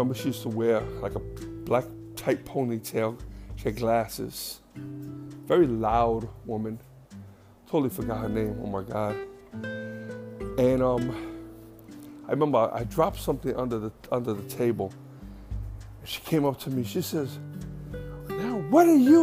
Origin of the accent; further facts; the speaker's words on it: New York City, New York, United States; also born or lived in Queens; I grew up in the Bronx with the black kids